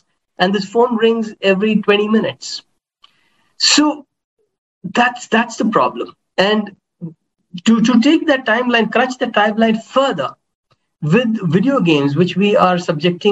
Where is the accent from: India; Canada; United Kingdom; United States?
India; I come from India